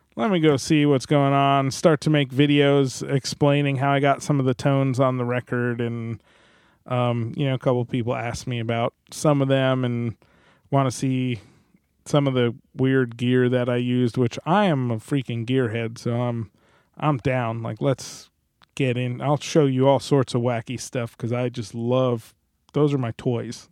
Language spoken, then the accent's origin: English; New Jersey, United States; moved away as an adult; I'm from New Jersey